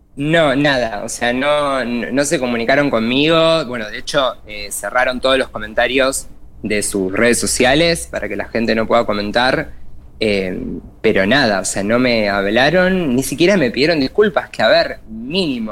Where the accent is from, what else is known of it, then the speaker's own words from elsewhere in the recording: Buenos Aires Province, Argentina; soy acá el conurbano Zona